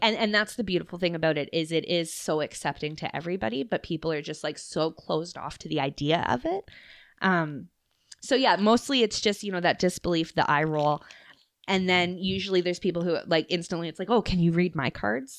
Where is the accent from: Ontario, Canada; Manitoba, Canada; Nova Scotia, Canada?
Nova Scotia, Canada; I'm from Nova Scotia